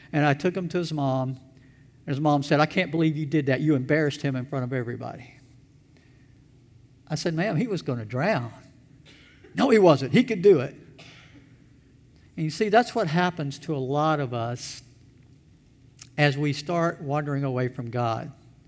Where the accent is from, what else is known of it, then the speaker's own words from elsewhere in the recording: Elberton, Georgia, United States; When I was a teenager, I worked for the town that I grew up in Elberton, Georgia